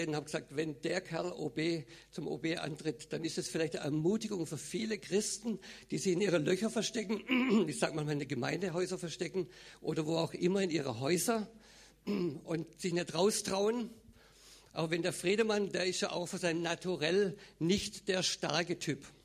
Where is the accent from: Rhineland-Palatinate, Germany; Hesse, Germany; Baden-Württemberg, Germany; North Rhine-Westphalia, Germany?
Baden-Württemberg, Germany; Also ich bin aufgewachsen, geboren im Schwarzwald.